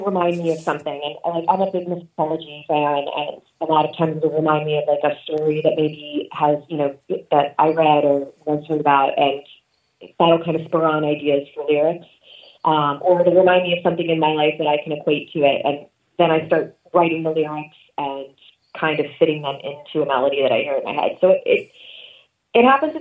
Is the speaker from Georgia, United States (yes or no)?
no; Philadelphia, Pennsylvania, United States; I grew up in Philadelphia mostly. It's where I spent my teenage years